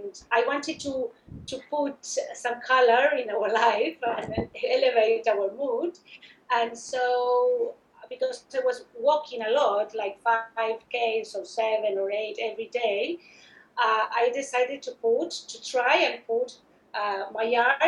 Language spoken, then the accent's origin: English; Argentina; moved away as an adult; also born or lived in United States / Brisbane; I'm originally from Argentina. I studied fine arts there